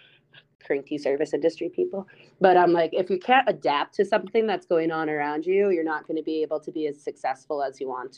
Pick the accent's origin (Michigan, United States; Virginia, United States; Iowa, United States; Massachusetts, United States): Iowa, United States; growing up in Iowa